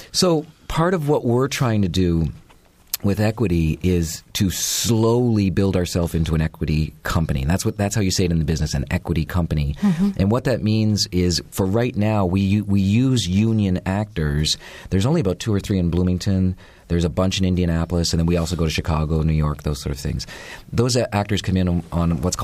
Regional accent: Canada; moved away; I'm a Canadian

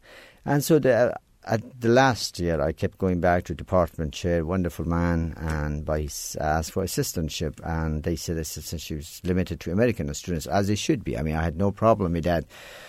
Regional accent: Iran; English is a second language; now in United States; it was not something that we learned English seriously in Iran at the time.

